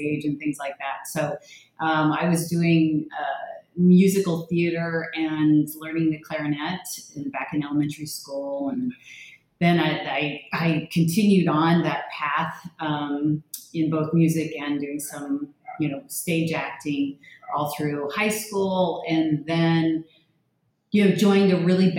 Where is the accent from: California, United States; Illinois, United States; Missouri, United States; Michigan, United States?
California, United States; Thousand Oaks; now in Miami Beach, United States; I grew up in the LA area, just kind of north of probably where you're at in Thousand Oaks